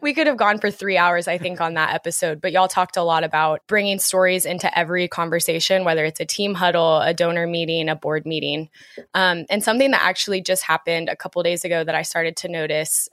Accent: Dallas, Texas, United States; moved away as an adult; also born or lived in Oklahoma; now in New York City, United States; I moved to New York City in June from growing up in Dallas and spending a lot of time in Oklahoma with these two and at school.

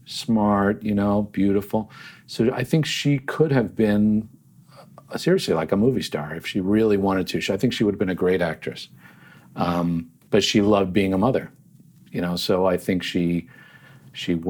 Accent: Yardley, Pennsylvania, United States; also born or lived in Trenton, New Jersey; we eventually moved, after I was four, to a town called Yardley, Pennsylvania, which is right there along the Delaware River. And so I grew up near Washington's Crossing and New Hope

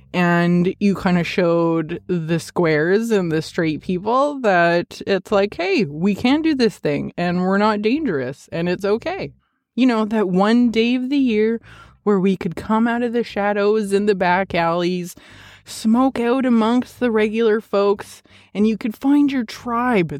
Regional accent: Edmonton, Alberta, Canada; moved away; I am originally from Edmonton

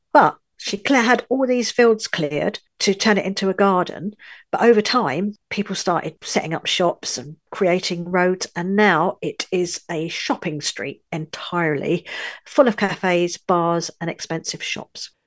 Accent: London, United Kingdom; moved away as an adult; also born or lived in northern France; now in France; I was born in London, U K, but I now live in a little village in the far north of France

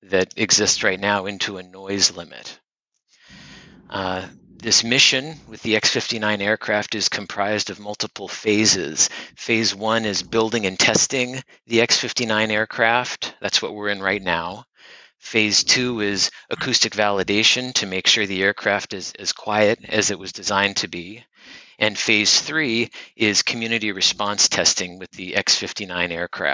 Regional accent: California, United States; moved away as an adult; also born or lived in Iowa; I am originally from California.

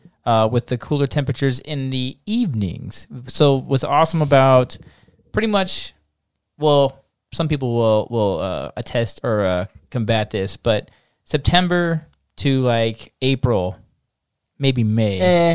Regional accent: Nebraska, United States; I came from Nebraska down here

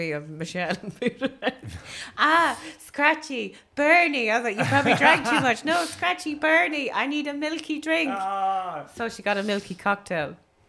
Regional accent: Ireland; I'm from the Shticks.

